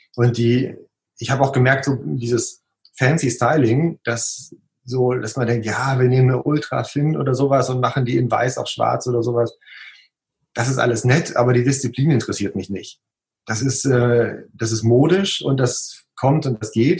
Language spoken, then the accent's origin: German; Münsterland, North Rhine-Westphalia, Germany; moved away as an adult; now in Oberwesel, Germany; Gebürtig komme ich tatsächlich nicht hierher